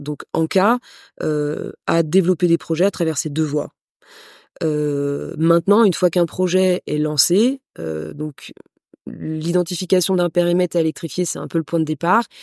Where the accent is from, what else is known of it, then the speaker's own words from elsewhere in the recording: France; moved away as an adult; now in Madagascar; une entrepreneure d'origine française. Mon père est d'origine ukrainienne. Et assez rapidement, j'ai quitté la France pour venir m'installer à Madagascar